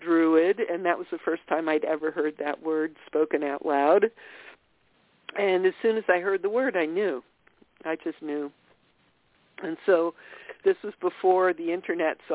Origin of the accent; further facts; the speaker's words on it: Austria; now in Massachusetts, United States; I was born in Austria